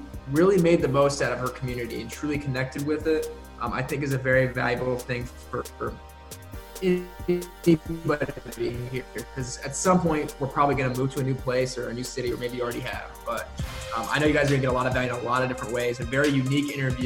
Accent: Warsaw, Indiana, United States; I'm from Warsaw, Indiana, about 2 hours north of here

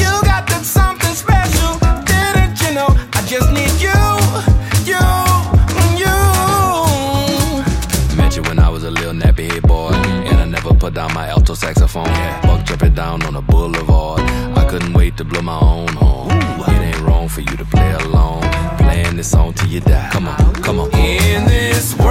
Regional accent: Houston, Texas, United States; now in Austin, United States; I'm from Houston, Texas

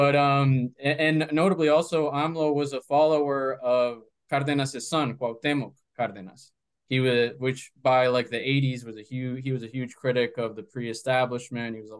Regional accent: Coral Springs, Florida, United States; also born or lived in Bogota, Colombia; I grew up in South Florida, in a city called uh, Coral Springs, about 40 minutes north of Miami

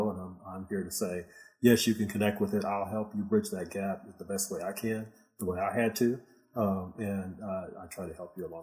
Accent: Michigan, United States; now in Houston, United States; oh, I'm from Houston. And, oh, where are you really from? Well, Michigan.

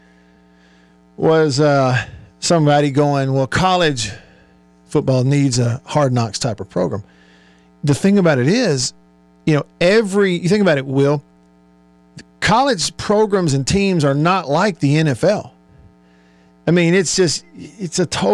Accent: Tupelo, Mississippi, United States; Tupelo, my hometown

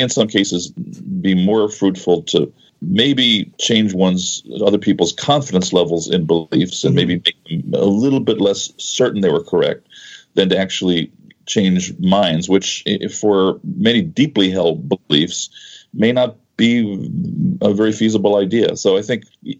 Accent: United States; growing up in the U.S.

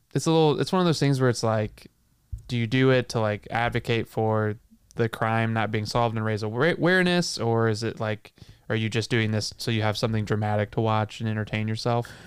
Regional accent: St. Louis, Missouri, United States; born or raised there

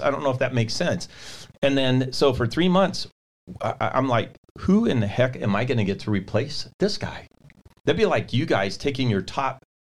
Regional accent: California, United States; I'm from California

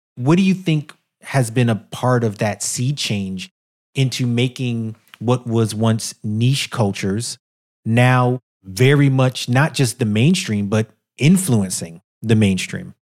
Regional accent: New York City, New York, United States; a black guy growing up in Brooklyn

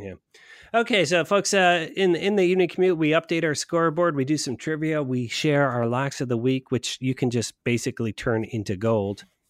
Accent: Westerville, Ohio, United States; here in, in my hometown of West Vale, Ohio

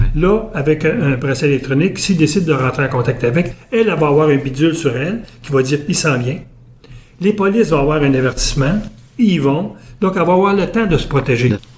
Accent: Abitibi, Quebec, Canada; moved away as an adult; also born or lived in Buckingham, Quebec; je suis ramassé en Abitibi, j'avais un an et demi, puis je suis reparti d'Abitibi à 38 ans.

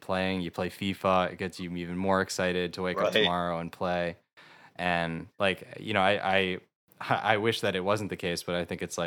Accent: New York, United States; we grew up in New York

